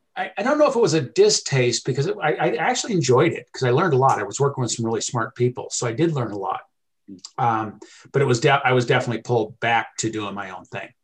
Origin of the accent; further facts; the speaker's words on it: California, United States; moved away as an adult; also born or lived in Alaska; now in Billings, United States; growing up in California